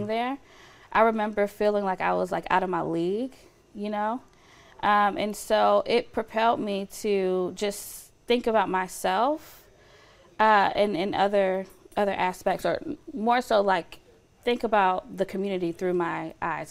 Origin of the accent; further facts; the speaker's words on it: Lithonia, Georgia, United States; moved away as an adult; now in Fresno, United States; I grew up in Atlanta, Georgia. Um, well, on the outskirts of Atlanta, Georgia, um, in the metro Atlanta area in Lithonia